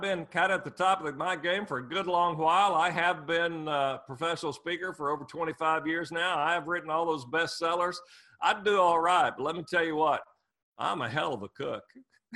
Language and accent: English; Muskogee, Oklahoma, United States; I grew up dirt poor in Muskogee, Oklahoma